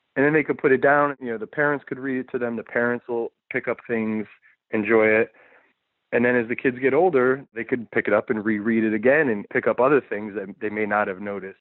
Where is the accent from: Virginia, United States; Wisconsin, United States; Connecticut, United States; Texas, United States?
Connecticut, United States; moved away as an adult; also born or lived in New York; now in California, United States; I'm from the East Coast, I'm from Connecticut and New York, and those those are the places I've lived